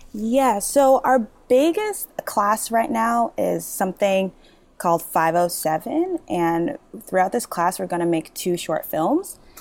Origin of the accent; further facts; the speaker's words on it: Massachusetts, United States; also born or lived in Nigeria; I grew up in Massachusetts, but I was actually born in Nigeria.